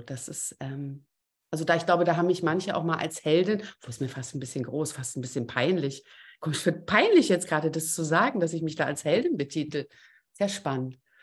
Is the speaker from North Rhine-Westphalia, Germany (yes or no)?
no; Berlin, Germany; accent: Berliner Klappe; komme ich noch aus Berlin und habe manchmal auch eine irre Berliner Klappe